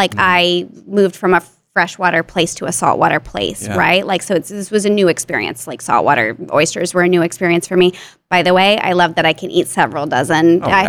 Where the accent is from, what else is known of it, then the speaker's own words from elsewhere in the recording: Houston, Texas, United States; I went to college in my hometown, and I'm very family-oriented.